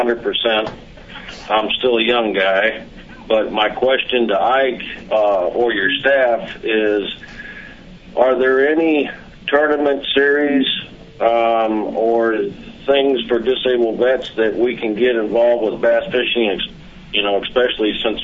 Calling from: Michigan, United States; from Michigan.

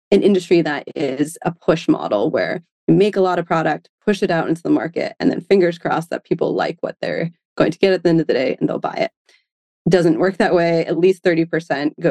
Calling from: San Francisco, California, United States; I am calling from San Francisco today.

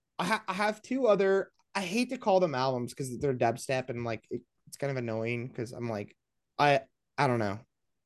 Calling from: Las Vegas, Nevada, United States; Yes, I'm in Las Vegas. This is where my HQ is, my label HQ.

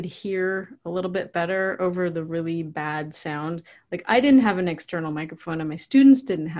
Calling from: Puyallup, Washington, United States; I am in Puyallup, Washington.

